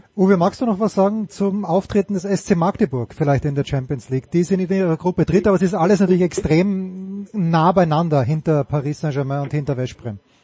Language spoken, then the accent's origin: German; Austria; als Österreicher